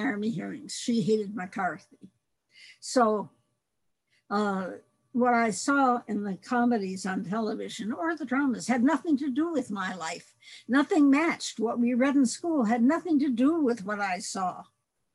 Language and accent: English; Detroit, Michigan, United States; I grew up in Center City, Detroit, in a predominantly Black neighborhood